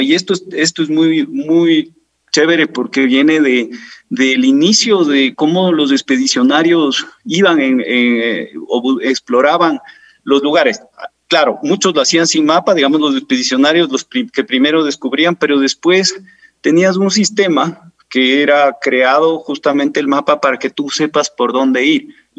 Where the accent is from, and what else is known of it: Quito, Pichincha, Ecuador; born or raised there